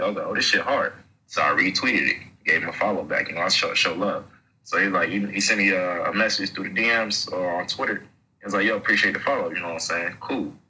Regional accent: Athens, Georgia, United States; also born or lived in Atlanta, Georgia; my family here, I got grade plots here, 10 plus

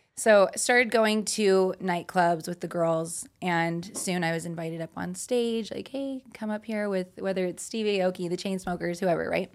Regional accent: Utah, United States; now in Las Vegas, United States; I'm from Utah, out here in Vegas

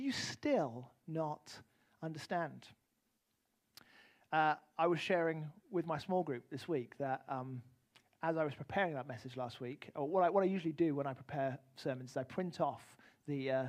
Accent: United Kingdom; moved away; also born or lived in Arizona; as a British man

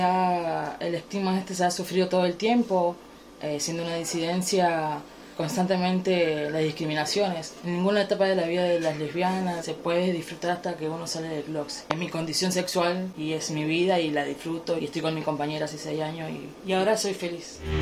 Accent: San Lorenzo neighbourhood, Santa Fe, Argentina; soy de la provincia de Santa Fe, de barrio San Lorenzo

